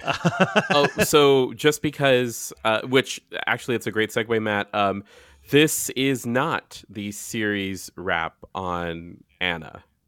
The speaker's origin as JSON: {"language": "English", "country": "Guam", "also_born_or_lived": "San Diego", "moved": "yes", "said": "I'm from Guam"}